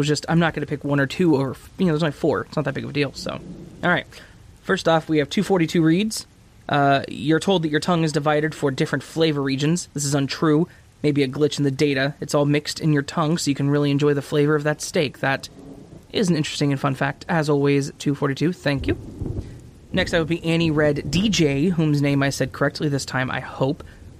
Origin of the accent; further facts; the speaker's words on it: Alabama, United States; I grew up in a small town with a Winn-Dixie and a Walmart. I've never heard of Publix, because I'm from Alabama.